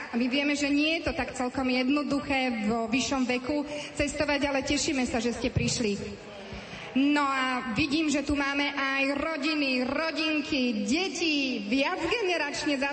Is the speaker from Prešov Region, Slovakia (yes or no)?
no; Bratislava, Bratislava Region, Slovakia; ja som tu z Bratislavy.